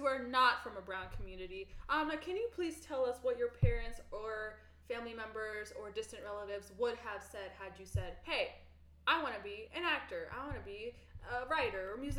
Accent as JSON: {"language": "English", "area": "NoVA", "region": "Virginia", "country": "United States", "tie": "born or raised there", "moved": "yes", "lives_now": "Atlanta, United States", "said": "Growing up in Nova and seeing always these huge, huge mansions and growing up and above average house sizes"}